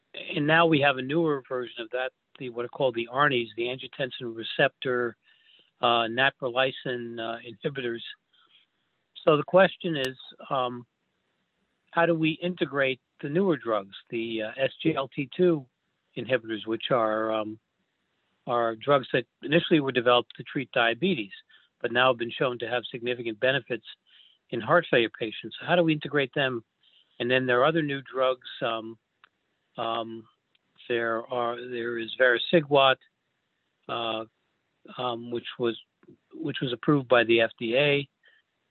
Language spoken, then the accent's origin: English; New York, United States; moved away as an adult; also born or lived in Philadelphia / St. Louis; I grew up in New York